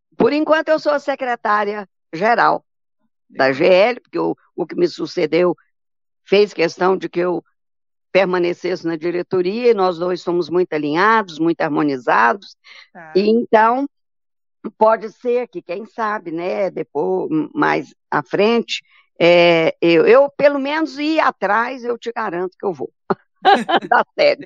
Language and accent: Portuguese; Bahia, Brazil; now in Goiânia, Brazil; eu sou baiana de raiz